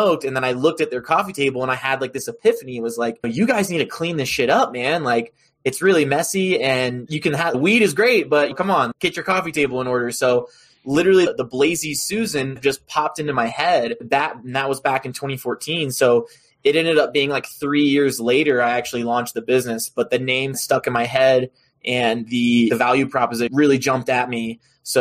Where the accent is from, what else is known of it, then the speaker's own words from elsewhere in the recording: Roanoke, Virginia, United States; moved away as an adult; also born or lived in Colorado; I am a Virginia boy, born and raised in Roanoke, Virginia.